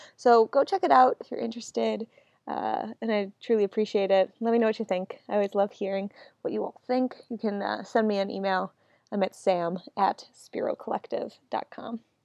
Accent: Buffalo, New York, United States; now in Washington, D.C., United States; Buffalo, my hometown.

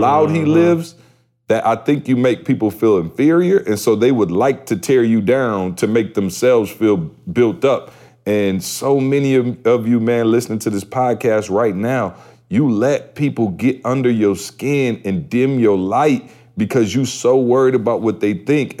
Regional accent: Lansing, Michigan, United States; I'm from Lansing, so I know everybody in Lansing.

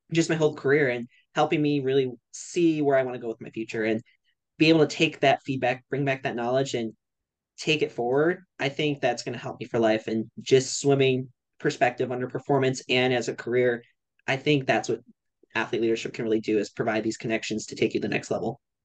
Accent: Cleveland, Ohio, United States; I'm from Cleveland, Ohio

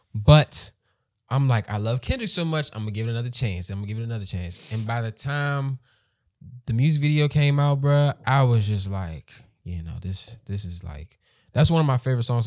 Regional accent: PG County, Southern Maryland, United States; I became a, a bill-paying man in Maryland. Grew up there

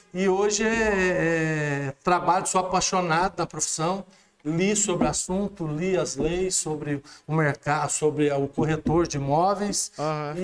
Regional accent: Alfenas, Minas Gerais, Brazil; Sou, eu sou nascido em Alfenas, é, eh, dia 20 de maio de 1965, às, às 14h25, na Santa Casa de Alfenas

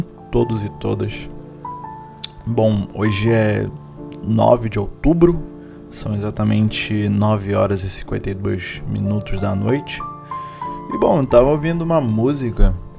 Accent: Manaus, Amazonas, Brazil; eu como amazônida, eu como manauara raiz

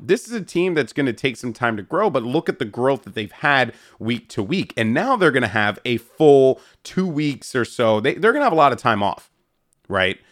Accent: New York, United States; as a New Yorker

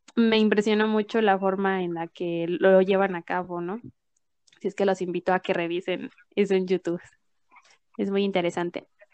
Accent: Mexico; nosotros como mexicanos

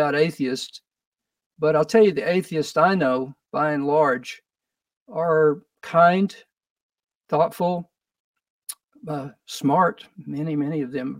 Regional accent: Odessa, Texas, United States; also born or lived in Austin, Texas / Houston, Texas / Arizona / New York; Odessa, probably my hometown, had probably 70,000 people at the time

